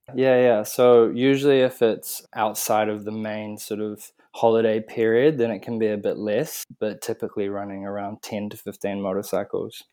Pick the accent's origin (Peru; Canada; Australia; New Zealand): New Zealand; Auckland; I'm from Auckland, New Zealand